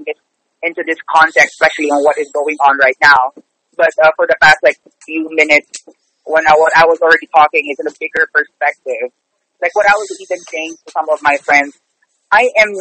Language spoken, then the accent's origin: English; Manila, Metro Manila, Philippines; moved away as an adult; now in New York, United States; I'm actually originally from the Philippines. I'm originally from the Philippines, from Manila.